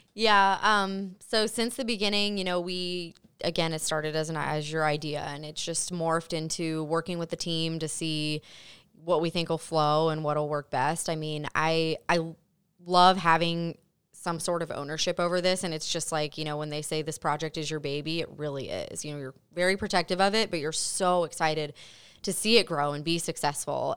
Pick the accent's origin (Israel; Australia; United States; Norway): United States; Mason, Ohio; I'm from Mason, born and raised, so I'm very familiar with the area